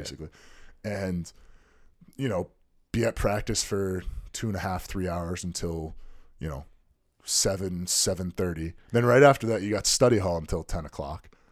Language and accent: English; Connecticut, United States; my home state